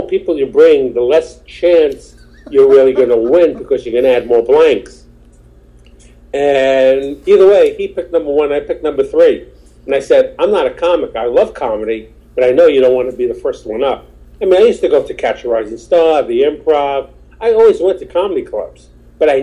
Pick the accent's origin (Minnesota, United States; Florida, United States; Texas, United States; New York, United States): New York, United States; New York City; also born or lived in Queens, New York; I was born in Brooklyn. At my age, I'm 62